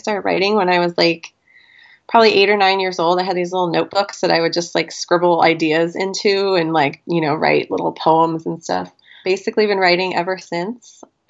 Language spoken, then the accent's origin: English; Pennsylvania, United States; also born or lived in New Jersey; now in Indianapolis, United States; I am originally from New Jersey, and I was born there and lived there till I was about five, and then I moved to Pennsylvania. I live in Indiana right now, and just outside Indianapolis.